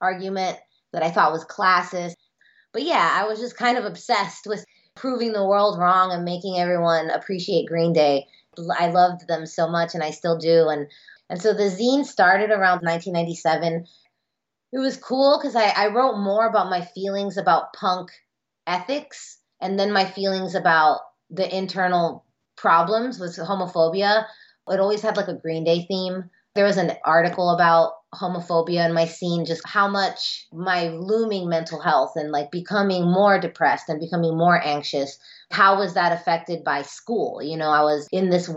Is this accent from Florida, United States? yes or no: yes; Miami, Florida, United States; I'm Cuban American. I'm first generation. I grew up in Miami.